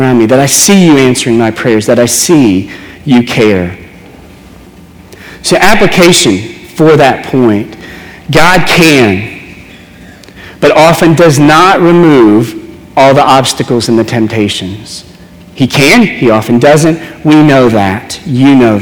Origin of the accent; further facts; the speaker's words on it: New Orleans, Louisiana, United States; growing up in New Orleans, we were on a baseball team